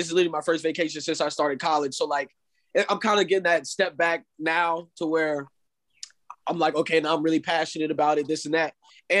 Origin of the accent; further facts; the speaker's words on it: Daytona, Florida, United States; born there; Yes, sir. I was born here. I was born in Daytona.